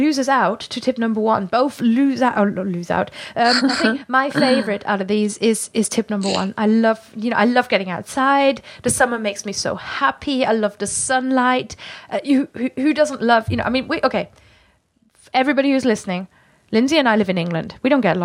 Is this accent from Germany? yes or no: yes; Germany; English is a second language; now in United Kingdom; me being a German from the countryside